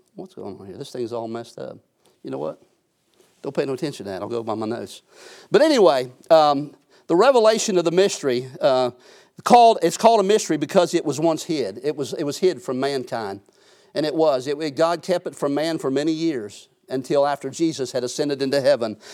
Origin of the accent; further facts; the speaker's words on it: United States; I'm an American, I'm a citizen here on this earth